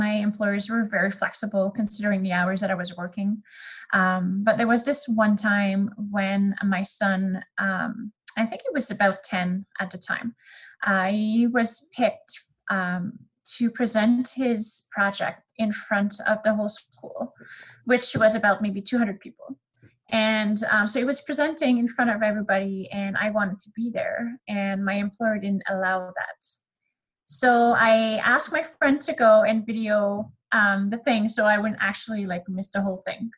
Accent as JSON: {"language": "English", "country": "Canada", "accent": "French", "first_language": "French", "second_language": "English", "said": "I am Canadian, and you will hear this throughout the podcast. I have a little French accent. My first language is actually French"}